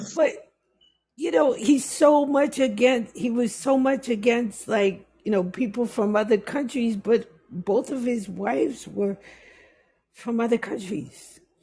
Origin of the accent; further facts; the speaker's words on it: New York City, New York, United States; also born or lived in Jamaica; I'm a New Yorker